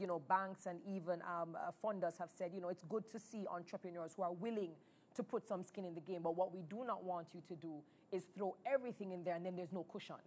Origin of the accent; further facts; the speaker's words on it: Jamaica; being a Jamaican makes us special